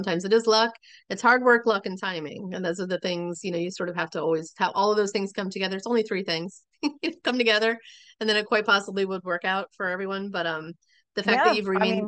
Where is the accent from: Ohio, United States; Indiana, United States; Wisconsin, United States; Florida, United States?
Florida, United States; now in Maryland, United States; I grew up in Florida